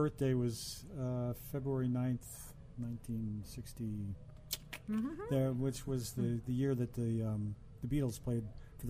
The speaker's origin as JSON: {"language": "English", "town": "Cleveland", "region": "Ohio", "country": "United States", "tie": "born or raised there", "said": "I grew up at a great age, into a great age of rock and roll in Cleveland, Ohio."}